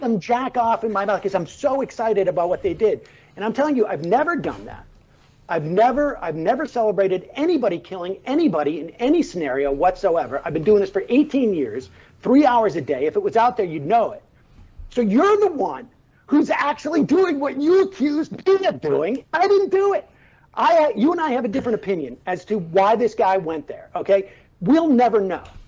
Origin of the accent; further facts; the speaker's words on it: Worcester, Massachusetts, United States; grew up in, in, in Worcester, Massachusetts.